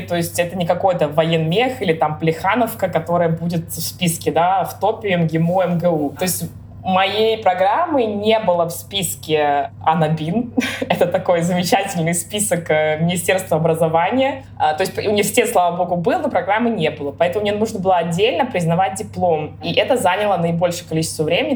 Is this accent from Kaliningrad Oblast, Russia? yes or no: yes; Kaliningrad, Kaliningrad Oblast, Russia; now in Berlin, Germany; я из Калининграда